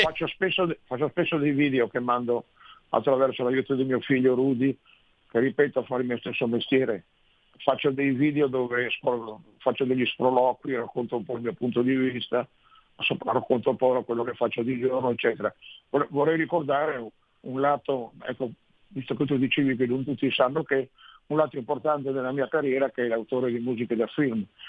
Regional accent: Verona, Veneto, Italy; Io sono nato a Verona, ma per, per caso, perché nel senso i miei erano stati in campo profughi, prima a Lucca, poi stabiliti a Verona e io mi sono trovato veronese

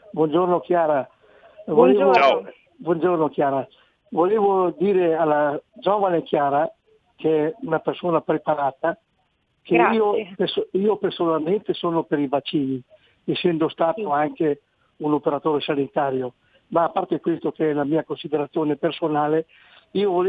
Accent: Bolzano, Trentino-Alto Adige, Italy; also born or lived in Veneto; io sono di Bolzano, sono veneto di origine

